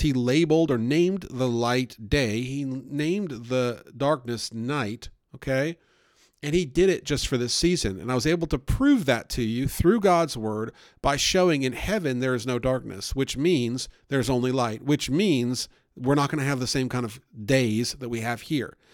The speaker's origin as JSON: {"language": "English", "region": "the North", "country": "United States", "tie": "born or raised there", "moved": "yes", "lives_now": "Southern United States", "said": "I grew up up north, and we had all kinds of Jewish holidays"}